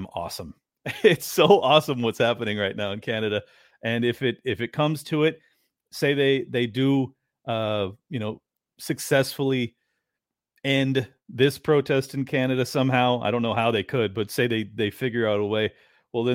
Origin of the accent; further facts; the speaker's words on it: United States; I'm such an American.